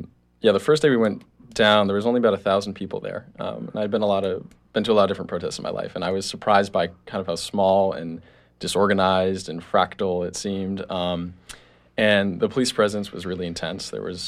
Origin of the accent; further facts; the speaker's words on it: near Boston, Massachusetts, United States; moved away; I grew up near Boston, and I'm a student at College of the Atlantic